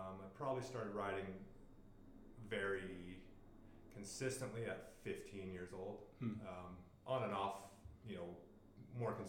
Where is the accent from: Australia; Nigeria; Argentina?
Australia; Liverpool, New South Wales; moved away; I'm originally from Australia. I was born in Liverpool, which is pretty close to Sydney.